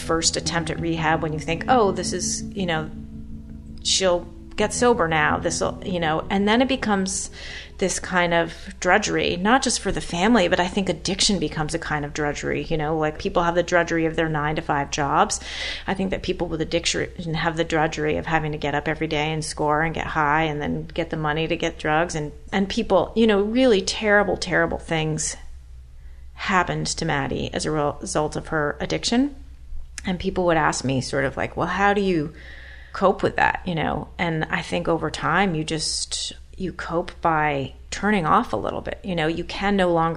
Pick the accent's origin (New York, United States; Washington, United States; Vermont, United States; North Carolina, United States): Vermont, United States; Burlington; When I was growing up in Burlington, Vermont, as a teenager